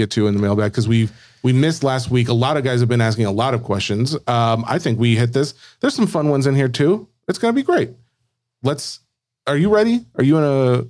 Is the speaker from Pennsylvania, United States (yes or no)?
no; Tennessee, United States; I'm from Tennessee.